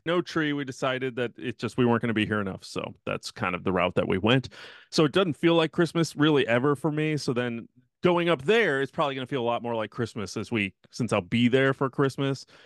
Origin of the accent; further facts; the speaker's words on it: Midwest, United States; now in Texas, United States; growing up in the Midwest